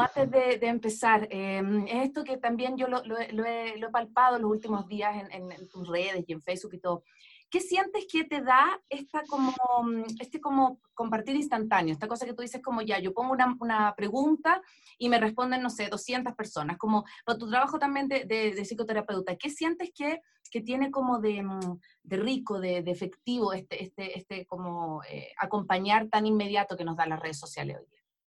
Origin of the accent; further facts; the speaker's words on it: Chile; yo chilena